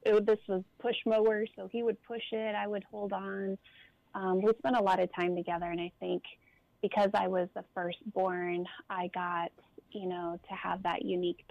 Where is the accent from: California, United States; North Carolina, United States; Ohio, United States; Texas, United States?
California, United States; Southern; I grew up in Southern California